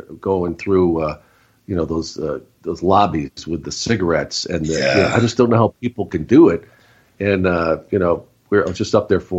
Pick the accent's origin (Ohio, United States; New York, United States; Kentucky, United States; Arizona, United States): Arizona, United States; Tucson; I grew up in Tucson